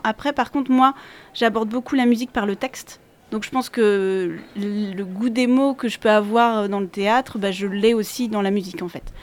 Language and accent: French; Angers, Pays de la Loire, France; moved away as an adult; also born or lived in Paris; j'habitais Paris, j'ai quitté Paris pour revenir m'installer à Angers, parce que je suis originaire d'Angers